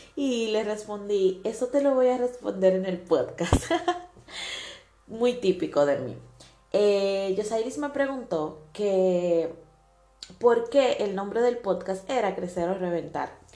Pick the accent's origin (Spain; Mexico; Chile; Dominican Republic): Dominican Republic; now in Italy; soy de República Dominicana y actualmente vivo en Italia